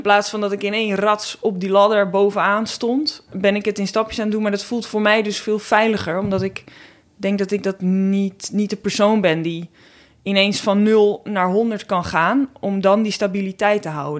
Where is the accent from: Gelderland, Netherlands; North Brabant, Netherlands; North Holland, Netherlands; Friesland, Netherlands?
North Holland, Netherlands; accent: thick North Holland L; ik kom uit Noord-Holland, echt uit de klei getrokken, dikke Noord-Hollandse L.